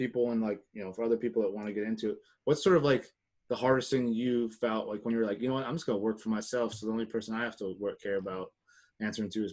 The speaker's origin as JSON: {"language": "English", "region": "Ohio", "country": "United States", "moved": "yes", "lives_now": "Pittsburgh, United States", "said": "I'm from Ohio"}